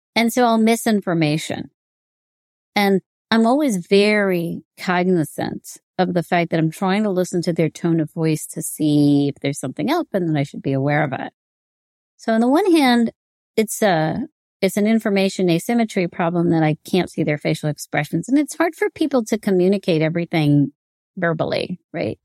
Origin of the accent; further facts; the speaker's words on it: United States; me being Indian American